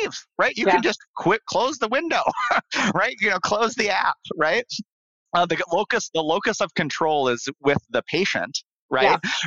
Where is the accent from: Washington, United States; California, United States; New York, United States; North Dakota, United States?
North Dakota, United States; Bismarck; moved away; I'm from Bismarck, North Dakota. Originally